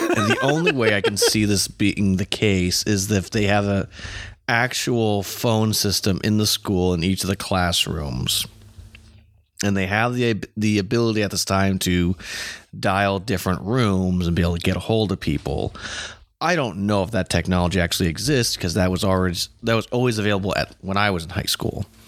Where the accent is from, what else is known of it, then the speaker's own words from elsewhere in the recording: United States; as an American